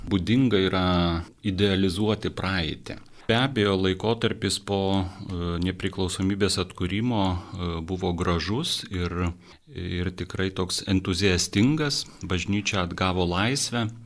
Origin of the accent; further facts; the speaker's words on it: Lithuania; mes, lietuviai, esam katalikai, na, tas e, kultūriškai tarsi įrašyta į, e, į mūsų e, vydų.